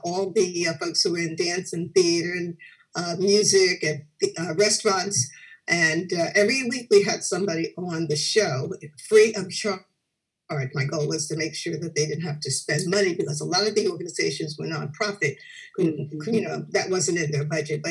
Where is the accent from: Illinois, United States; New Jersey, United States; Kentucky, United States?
New Jersey, United States; New Brunswick; also born or lived in Newport News, Virginia; I mainly grew up here in New Brunswick, but I'm originally from Newport News, Virginia